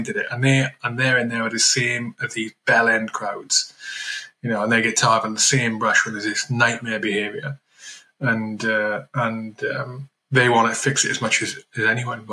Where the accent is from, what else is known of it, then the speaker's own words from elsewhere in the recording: Wales, United Kingdom; I'm from Wales